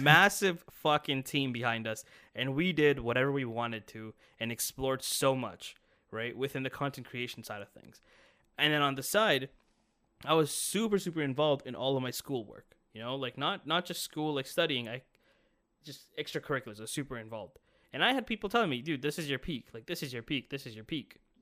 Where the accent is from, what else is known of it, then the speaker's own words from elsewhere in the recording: Brampton, Ontario, Canada; I'm from Brampton